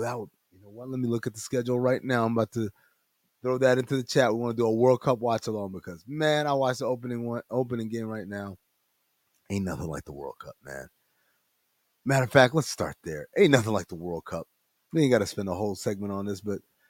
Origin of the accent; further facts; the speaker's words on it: Sudan; I'm from Sudan